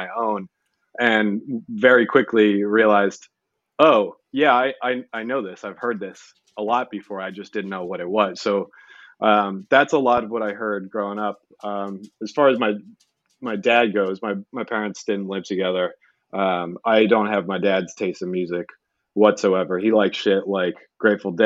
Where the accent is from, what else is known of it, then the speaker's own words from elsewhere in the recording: Brookline, Massachusetts, United States; I grew up in right outside of Boston, in Brookline